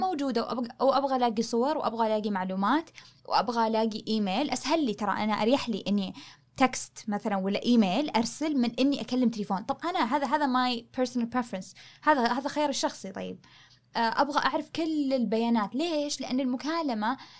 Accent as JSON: {"language": "Arabic", "country": "Saudi Arabia", "said": "احنا كشعب سعودي"}